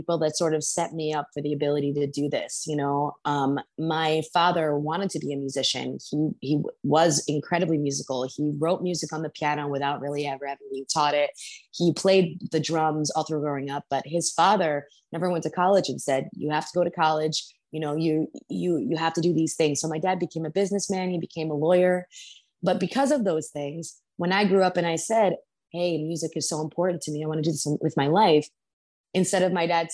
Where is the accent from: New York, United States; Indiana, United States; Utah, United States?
New York, United States; I grew up in New York